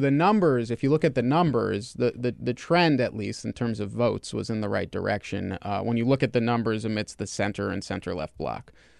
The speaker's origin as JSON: {"language": "English", "country": "United States", "said": "One thing that scares me as an American Jew, as a supporter of Israel"}